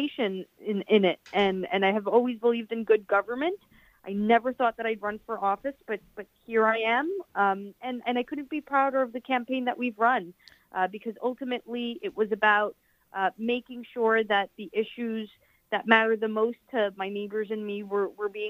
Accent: New York City, New York, United States; also born or lived in Elmhurst, Queens / Corona, Queens / East Elmhurst, Queens / Jackson Heights, Queens; I am born and raised in the district. I was born in Elmhurst. I grew up in Astoria.

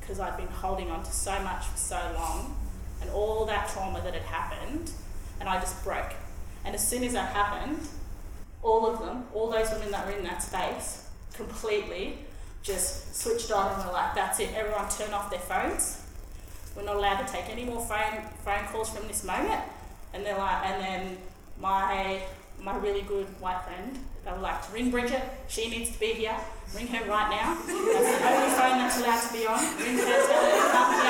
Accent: Bendigo, Victoria, Australia; my adopted Koori family that I grew up with in Bendigo

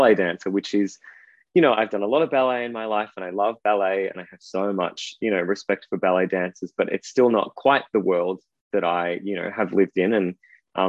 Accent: Ballarat, Victoria, Australia; moved away as an adult; also born or lived in Sydney / Perth; I grew up in Ballarat. I lived there until I was 18, when I fled to Sydney

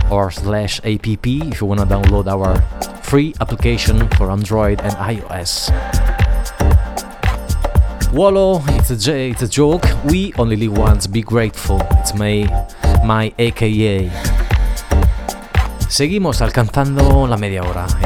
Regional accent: Genoa, Liguria, Italy; Spanish is a second language; now in Ibiza, Spain; saludo a Génova, mi pueblo, donde está Max escuchándome. Italia, Liguria, Génova.

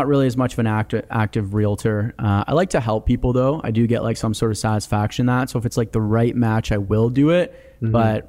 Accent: Canada; born there; I was born in Canada. My brother was born in Croatia.

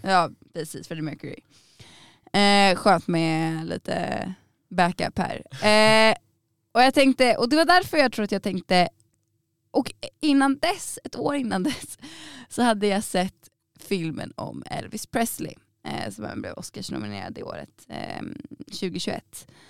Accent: Solna, Stockholm County, Sweden; now in Umeå, Sweden; där jag kommer ifrån, eh, i Bergshamra i Stockholm, Solna.

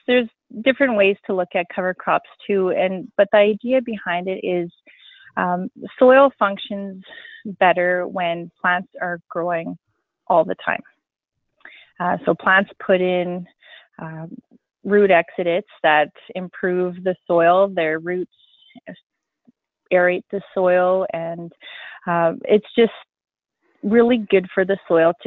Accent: Wynyard, Saskatchewan, Canada; moved away as an adult; now in Broadview, Canada; I'm originally from Wynyard, Wishart area. I grew up on a farm around there.

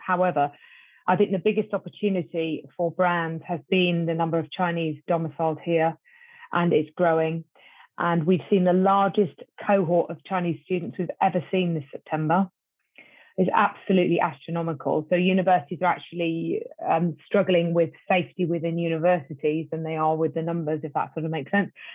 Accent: United Kingdom; me as a Brit

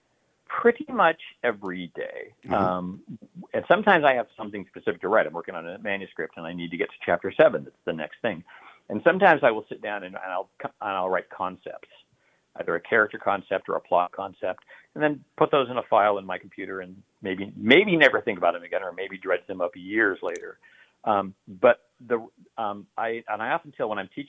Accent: United States; also born or lived in Idaho / Oregon; I'm an American. I'm from, you know, Idaho and Oregon

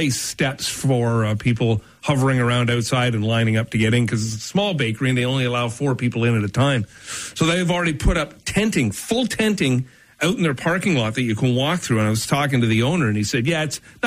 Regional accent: Brampton, Ontario, Canada; I'm not from Brampton. I'm from Bramalea.

